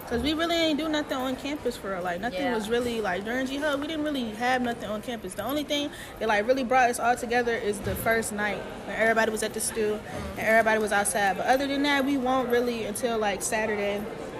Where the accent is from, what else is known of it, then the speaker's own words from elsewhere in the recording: New Jersey, United States; Health service management, and I am from New Jersey.